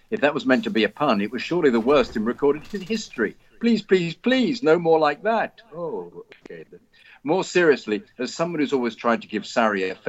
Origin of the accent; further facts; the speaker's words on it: Australia; As an Australian, there's one rank outsider I can't help thinking of, though sadly I doubt it will come to pass.